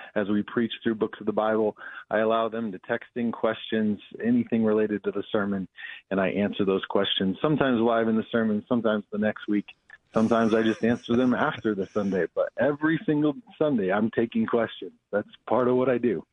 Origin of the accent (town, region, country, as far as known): Denver, Colorado, United States; born or raised there; also born or lived in Abilene, Texas / Chicago